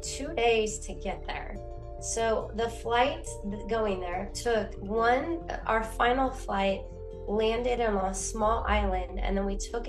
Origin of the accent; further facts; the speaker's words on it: Oregon, United States; I grew up in Oregon